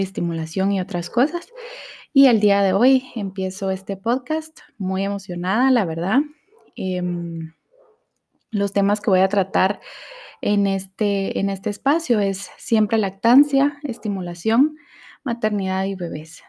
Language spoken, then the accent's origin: Spanish; Guatemala; soy de Guatemala